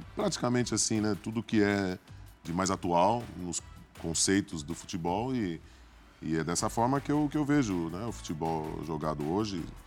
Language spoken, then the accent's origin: Portuguese; Santos, São Paulo, Brazil; also born or lived in New York; somos de Santos